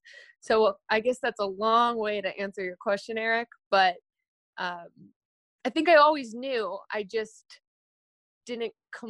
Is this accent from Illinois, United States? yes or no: yes; Illinois, United States; When I was a kid, I grew up right outside of Chicago, and we had TV on in my house all the time, and it was always local news or sports.